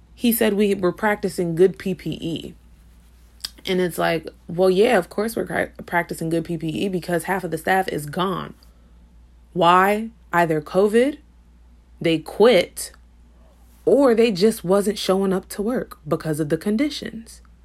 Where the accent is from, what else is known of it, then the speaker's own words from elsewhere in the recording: Paterson, New Jersey, United States; my hometown of Patterson, New Jersey